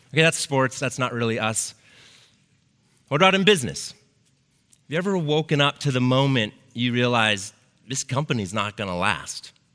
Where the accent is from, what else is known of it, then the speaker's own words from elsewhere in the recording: Lake Oswego, Oregon, United States; I grew up here in Lake Oswego. I went to Lake Ridge High School, um, graduated in 95.